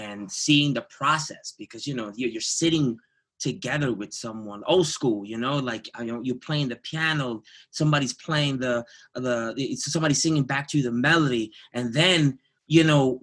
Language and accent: English; New York City, New York, United States; I'm born and raised in Jamaica, Queens